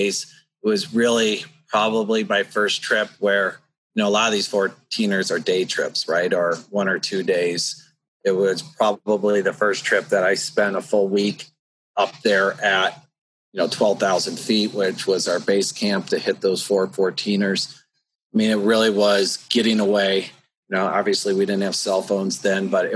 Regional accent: Boulder, Colorado, United States; Moved to Colorado when I was 12

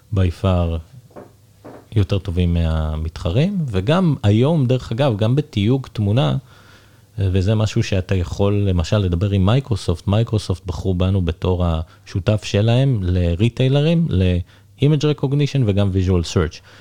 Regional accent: Israel; also born or lived in England; now in United Kingdom; אני גר באנגליה, אבל אני ישראלי

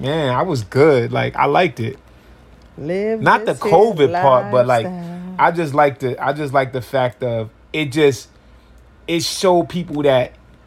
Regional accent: New York City, New York, United States; I'm from Harlem, New York City.

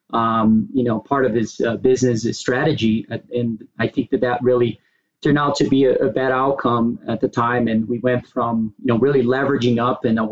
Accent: Brazil; moved away as an adult; now in United States; I was born and raised in Brazil. I moved to the U.S., to go to college back in the days

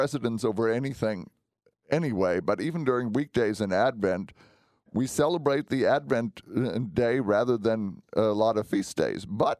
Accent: Germany; When I was growing up, I grew up in Germany for part of my youth.

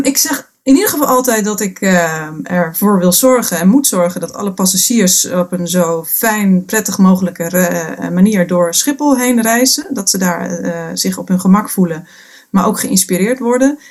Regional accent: Friesland, Netherlands; geboren en getogen in Friesland, dus dat zit toch in je

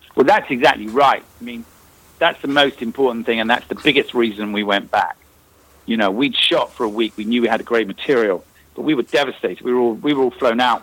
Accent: Northern Ireland, United Kingdom; moved away; because we're both from Northern Ireland

